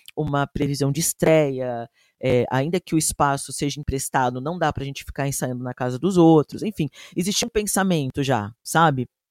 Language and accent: Portuguese; São Paulo, Brazil; eu sou da Zona Norte, nascido e criado aqui